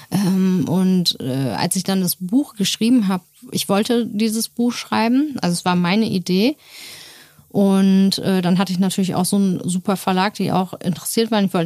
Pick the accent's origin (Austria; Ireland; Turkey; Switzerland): Turkey; ja, sorry, ich bin auch Türkin